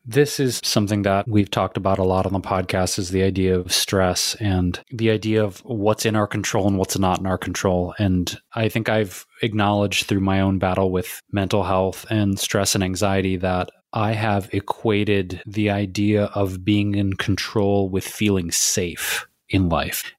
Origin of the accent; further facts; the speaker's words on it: Detroit, Michigan, United States; moved away; here with my mom and my friends friends here in Detroit, my hometown